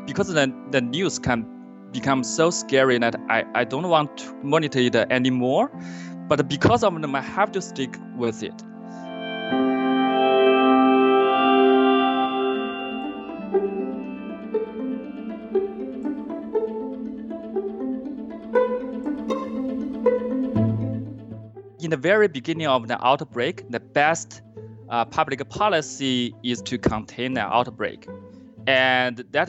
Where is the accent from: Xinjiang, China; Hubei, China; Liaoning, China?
Hubei, China; Yingcheng; now in Weston, United States; I grew up in Yincheng, China, which is a small city 45 miles from Wuhan, Hubei province.